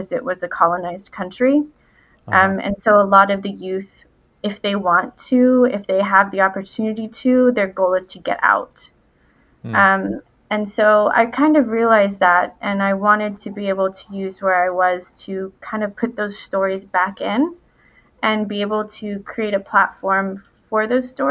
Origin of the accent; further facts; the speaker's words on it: Winston-Salem, North Carolina, United States; also born or lived in Chapel Hill, North Carolina; now in Raleigh, United States; I'm a North Carolina native. I was born and raised in Winston-Salem